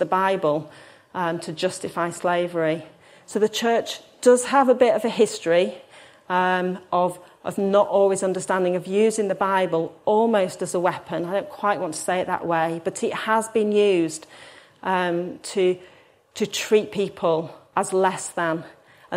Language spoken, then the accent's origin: English; Hull, Yorkshire and the Humber, United Kingdom; I'm from Hull